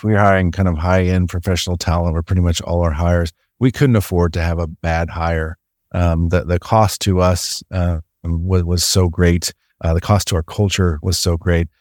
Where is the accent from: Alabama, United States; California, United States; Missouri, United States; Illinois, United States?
Missouri, United States; I grew up in Missouri